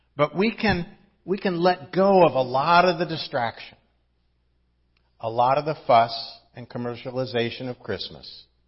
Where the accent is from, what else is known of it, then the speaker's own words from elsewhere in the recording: Midwest, United States; now in Southern California, United States; I didn't grow up in Southern California. I grew up in the Midwest where we really had four seasons.